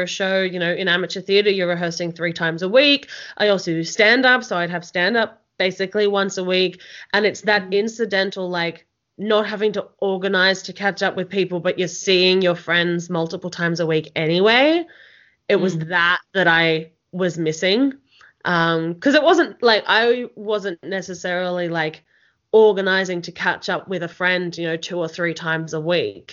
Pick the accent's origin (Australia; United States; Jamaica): Australia; Melbourne, Victoria; now in Canberra, Australia; I'm initially from Melbourne and then moved to Canberra